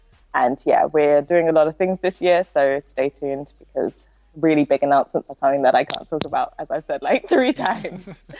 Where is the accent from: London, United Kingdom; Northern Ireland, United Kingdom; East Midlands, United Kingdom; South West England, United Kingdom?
London, United Kingdom; I'm from South, so like the chicken shopping is actually like surreal here, and it's territorial. So I'm from the South